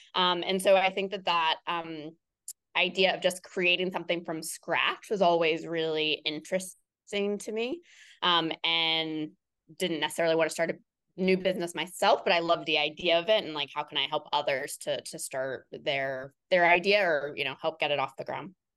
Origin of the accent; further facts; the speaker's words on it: Cincinnati, Ohio, United States; I am born and raised in Cincinnati, Ohio, in the suburbs of Cincinnati, Ohio